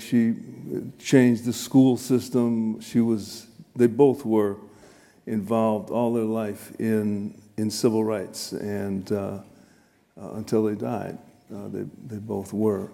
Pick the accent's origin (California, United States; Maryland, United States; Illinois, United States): Illinois, United States; Chicago; I grew up in Chicago, South Chicago, South Side